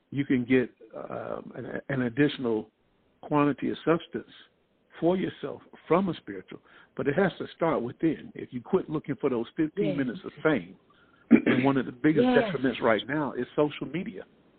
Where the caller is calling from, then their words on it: Columbia, South Carolina, United States; I'm calling from Columbia, South Carolina.